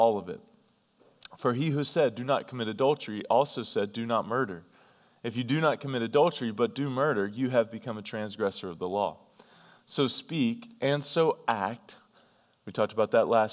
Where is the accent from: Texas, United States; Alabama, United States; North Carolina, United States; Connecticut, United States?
North Carolina, United States; I grew up in North Carolina